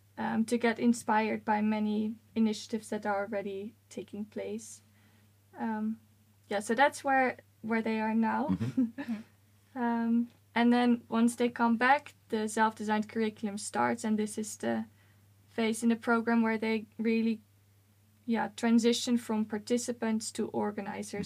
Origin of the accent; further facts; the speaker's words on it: Netherlands; moved away as an adult; now in Sweden; I'm originally from the Netherlands